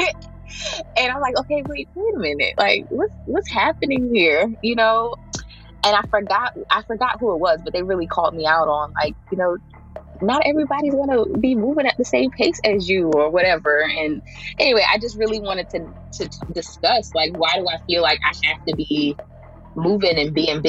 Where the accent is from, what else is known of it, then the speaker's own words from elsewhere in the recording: Jersey City, New Jersey, United States; also born or lived in Tallahassee, Florida; I am from Jersey City, New Jersey. I grew up right in the heart of the hill of Jersey City.